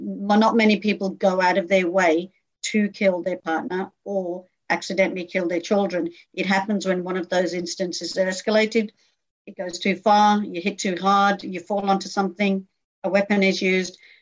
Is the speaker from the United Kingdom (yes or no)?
yes; United Kingdom; moved away as an adult; now in Australia; grew up in a very small community in the UK, and that community grew, became very successful